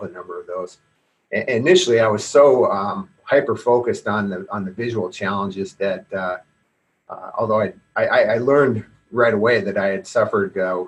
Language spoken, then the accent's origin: English; Seattle, Washington, United States; also born or lived in Bainbridge Island, Washington; I grew up in primarily in the Seattle area